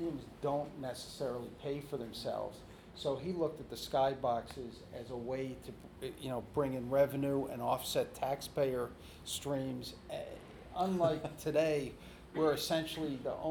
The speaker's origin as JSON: {"language": "English", "region": "New York", "country": "United States", "tie": "born or raised there", "said": "I grew up in the New York metro area"}